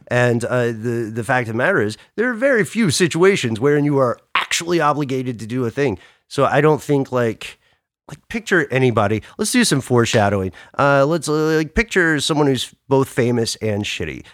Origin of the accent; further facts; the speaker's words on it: Atlanta, Georgia, United States; I am based in Atlanta. I'm from Atlanta.